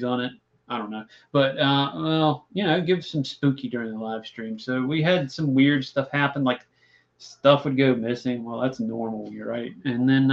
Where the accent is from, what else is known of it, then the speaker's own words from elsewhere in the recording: Christiansburg, Virginia, United States; I grew up in Christiansburg